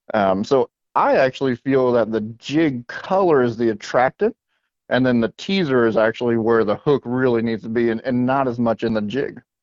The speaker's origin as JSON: {"language": "English", "town": "West Palm Beach", "region": "Florida", "country": "United States", "tie": "born or raised there", "said": "growing up in South Florida, I was born and raised in West Palm Beach, Florida"}